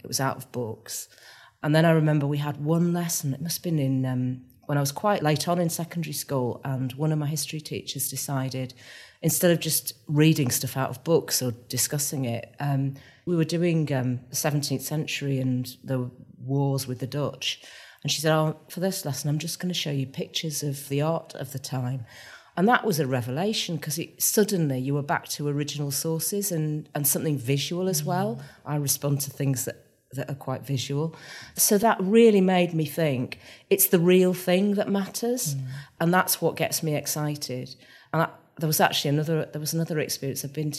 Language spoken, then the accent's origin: English; Manchester, North West England, United Kingdom; moved away as an adult; also born or lived in London; my best friends are friends I made at primary school and secondary school here. They've moved away, but they're still, we all feel still like Mancs.